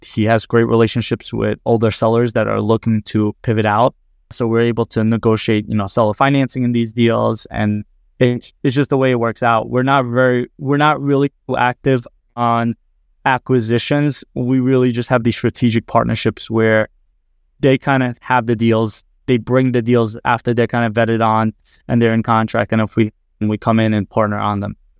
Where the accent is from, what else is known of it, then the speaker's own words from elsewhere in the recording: New Jersey, United States; I'm from New Jersey